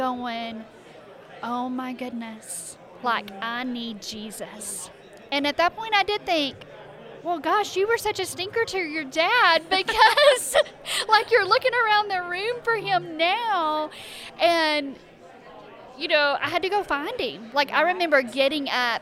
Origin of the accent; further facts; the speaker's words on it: Arkansas, United States; moved away as an adult; I grew up in Arkansas.